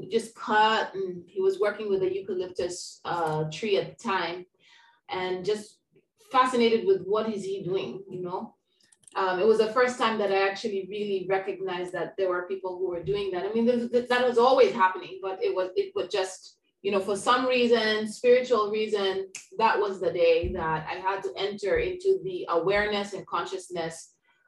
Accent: Kenya; now in Puerto Rico; My family on my mother's side is Kenyan, so I grew up in Kenya, East Africa.

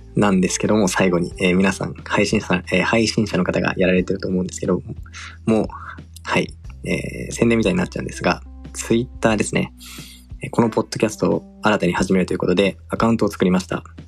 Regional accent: Tokyo, Japan; born or raised there; also born or lived in Singapore

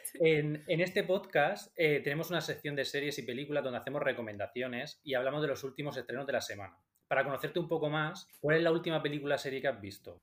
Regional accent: Region of Murcia, Spain; siendo nosotros de Murcia

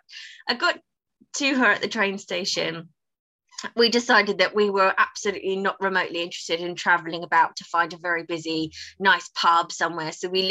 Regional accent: United Kingdom; Being British, I was slightly mortified with the dancing

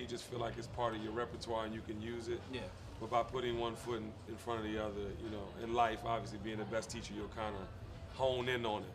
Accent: Washington, District of Columbia, United States; I'm from Washington D.C.

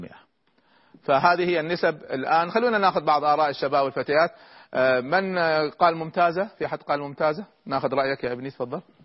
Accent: Egypt; عندنا في مصر

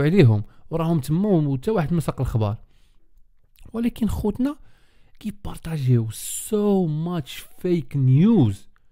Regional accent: Morocco; انا مغربي

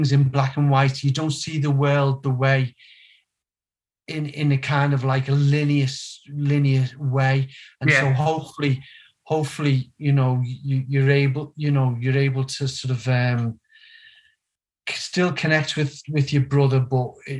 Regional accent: Liverpool, North West England, United Kingdom; From Walton, just basically Everton's footy ground

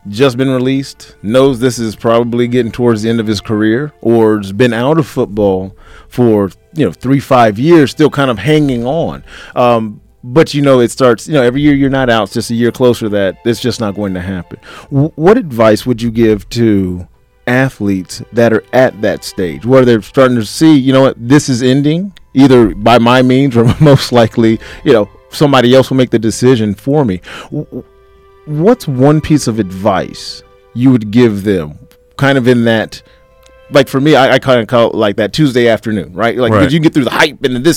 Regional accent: outside of Atlanta, Georgia, United States; I grew up outside of Atlanta.

